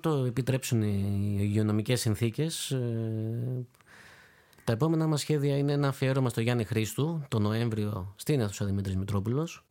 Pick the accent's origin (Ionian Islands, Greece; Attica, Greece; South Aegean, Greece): Ionian Islands, Greece; Corfu; Είμαι από την Κέρκυρα